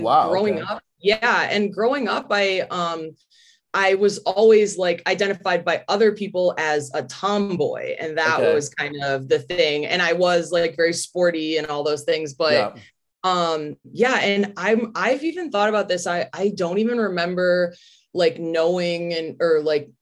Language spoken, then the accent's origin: English; Chicago, Illinois, United States; now in Los Angeles, United States; I grew up in like a suburb outside of Chicago.